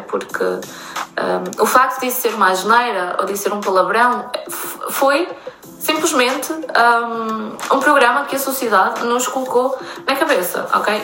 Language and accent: Portuguese; Torreira, Aveiro District, Portugal; moved away as an adult; eu sou da Praia da Torreira, é uma região uh, muito pequenininha no norte de Aveiro